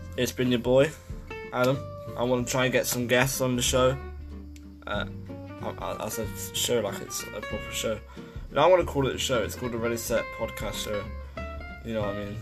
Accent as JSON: {"language": "English", "town": "Leicester", "region": "East Midlands", "country": "United Kingdom", "said": "I'm from Leicester"}